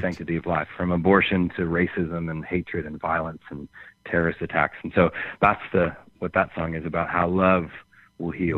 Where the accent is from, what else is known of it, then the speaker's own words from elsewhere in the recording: just outside Chicago, Illinois, United States; now in Nashville, United States; I grew up just just outside Chicago and then lived in Chicago for years